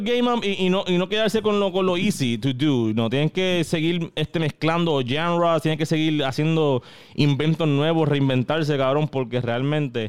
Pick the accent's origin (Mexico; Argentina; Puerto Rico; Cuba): Puerto Rico; how I view myself in the world como puertorriqueño